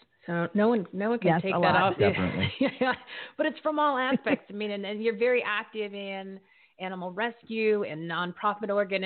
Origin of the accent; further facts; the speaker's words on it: Bridgewater, New Jersey, United States; moved away; I'm from Bridgewater, Somerset County